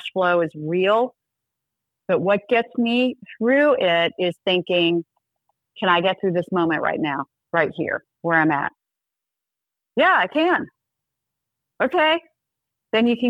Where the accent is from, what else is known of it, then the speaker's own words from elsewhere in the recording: South Georgia, United States; I'm from South Georgia.